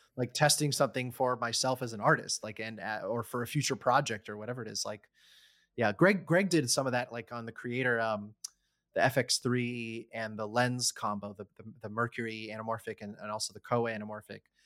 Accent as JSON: {"language": "English", "town": "College Park", "region": "Maryland", "country": "United States", "tie": "born or raised there", "moved": "yes", "said": "I grew up in the D C area"}